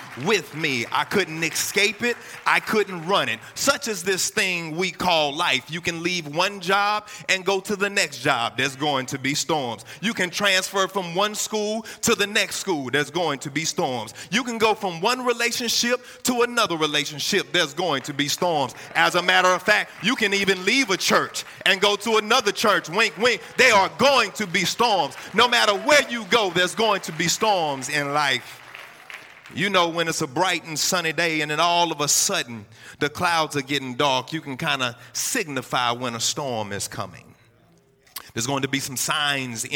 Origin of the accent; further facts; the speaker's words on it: Houston, Texas, United States; also born or lived in Galveston, Texas / Port Arthur, Texas; I grew up half of my life in Houston, Texas, born and raised in Galveston, went down to Port Arthur. And around the middle school time frame, we moved to Houston, Texas